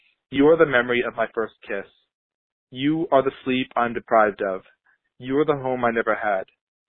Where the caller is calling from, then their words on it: Fairfax, Virginia, United States; I'm calling from Fairfax, Virginia